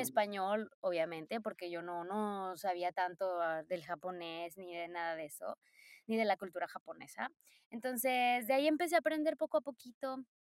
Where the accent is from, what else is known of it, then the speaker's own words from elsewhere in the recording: Poza Rica, Veracruz, Mexico; moved away as an adult; now in Japan; soy de Poza Rica, Veracruz, orgullosa, orgullosamente, oye, orgullosamente jarocha